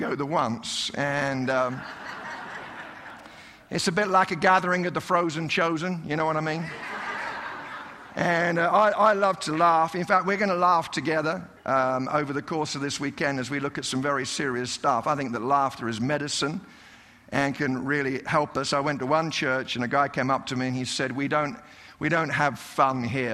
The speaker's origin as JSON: {"language": "English", "country": "United Kingdom", "moved": "yes", "lives_now": "Colorado, United States", "said": "I'm a British guy living in Colorado"}